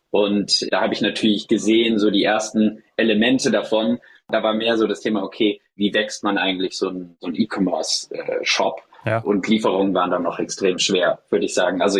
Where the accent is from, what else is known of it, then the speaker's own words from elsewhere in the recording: Hesse, Germany; ich komme ursprünglich aus dem Rheingau, aus der Nähe von Frankfurt. Und da ist der Weinbau extrem groß.